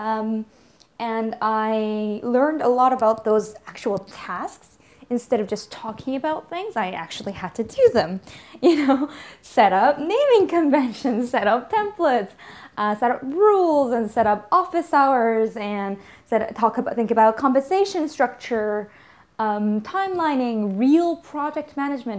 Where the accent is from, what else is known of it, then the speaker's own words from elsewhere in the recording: Vancouver, British Columbia, Canada; the place that has grown me, the place that has given me the worldview that I have, is really the city of Vancouver.